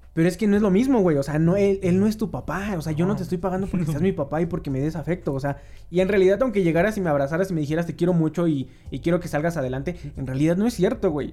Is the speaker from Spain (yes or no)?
no; Mexico; como mexicanos